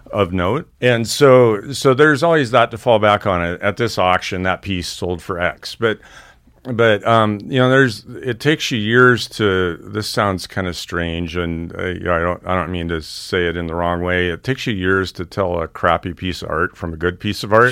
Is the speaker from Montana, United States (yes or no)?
yes; Missoula, Montana, United States; I grew up in Missoula, Montana